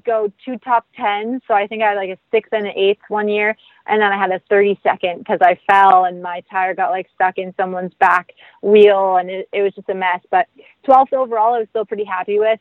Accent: Ganaraska Forest, Ontario, Canada; I grew up riding in the Ganaraska Forest here in Ontario

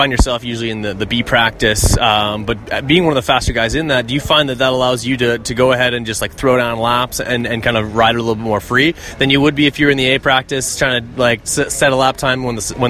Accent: Canada; I'm Canadian.

